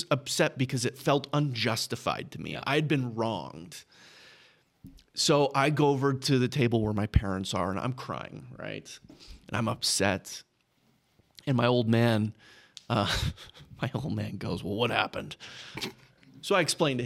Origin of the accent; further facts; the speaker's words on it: Texas, United States; I grew up in Texas